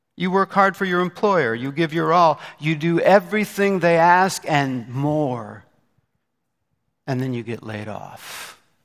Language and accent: English; Indianapolis, Indiana, United States; moved away; my hometown of Indianapolis, Indiana